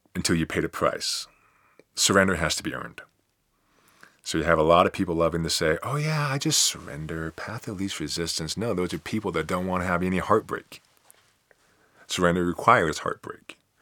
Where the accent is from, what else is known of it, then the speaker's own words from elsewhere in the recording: United States; at least I'm still an American